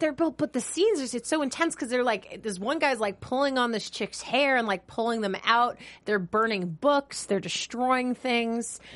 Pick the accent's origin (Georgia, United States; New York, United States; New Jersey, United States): New York, United States; I'm from New York